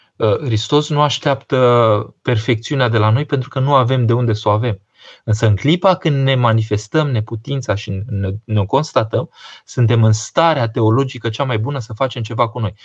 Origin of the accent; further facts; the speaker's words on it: Romania; Noi românii